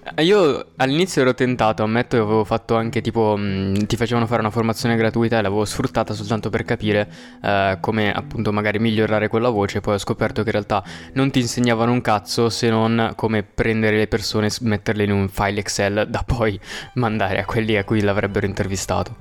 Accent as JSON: {"language": "Italian", "town": "Milan", "region": "Lombardy", "country": "Italy", "said": "io sono di Milano"}